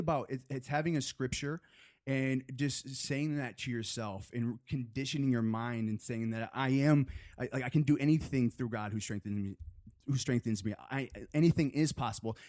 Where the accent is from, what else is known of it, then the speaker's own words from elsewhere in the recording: Chelsea, Michigan, United States; moved away as an adult; now in Los Angeles, United States; I'm from a small town, uh, in Michigan. Have you heard of Chelsea, Michigan?